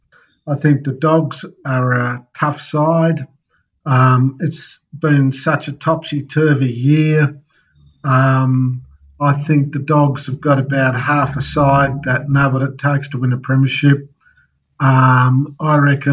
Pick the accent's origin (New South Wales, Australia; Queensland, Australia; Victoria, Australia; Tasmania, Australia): Tasmania, Australia; moved away as an adult; also born or lived in Melbourne; I was born in Tasmania